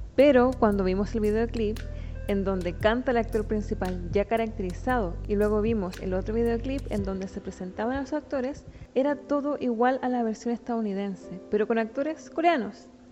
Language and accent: Spanish; Temuco, Araucanía, Chile; en Temuco, de donde soy